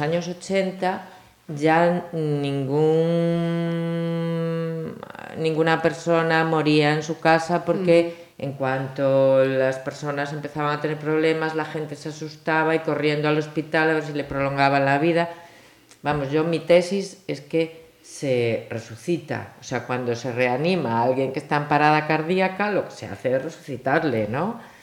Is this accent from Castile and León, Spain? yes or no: no; Galicia, Spain; yo soy gallega de pura cepa